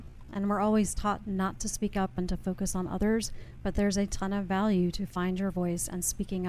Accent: Augusta, Georgia, United States; Augusta, Georgia.

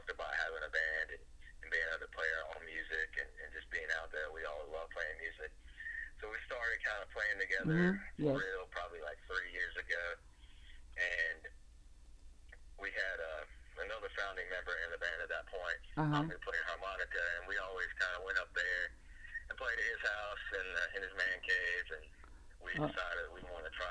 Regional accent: New Hill, North Carolina, United States; I grew up here in New Hill, North Carolina

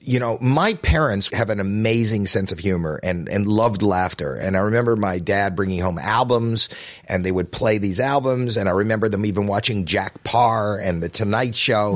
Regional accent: Toronto, Ontario, Canada; I was this kid from Toronto.

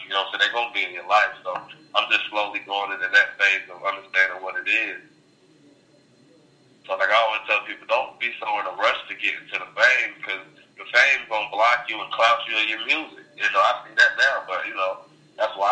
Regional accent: North Carolina, United States; I'm from North Carolina

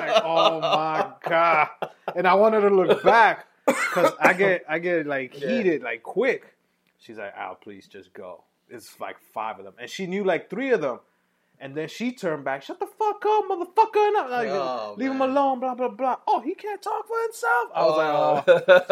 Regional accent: New York City, New York, United States; I'm from Uptown

